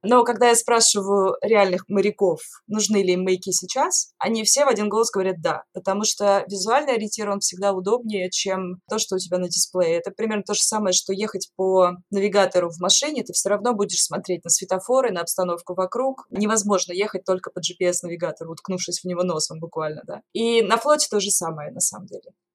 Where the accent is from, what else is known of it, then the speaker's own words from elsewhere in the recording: Norilsk, Krasnoyarsk Krai, Russia; moved away as an adult; also born or lived in Saint Petersburg; я родилась и выросла в Норильске, и закончила там школу, то есть жила там до 17 лет.